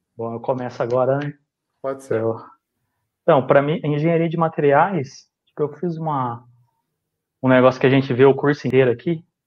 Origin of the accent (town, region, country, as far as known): Casa Branca, São Paulo, Brazil; moved away as an adult; now in Santo André, Brazil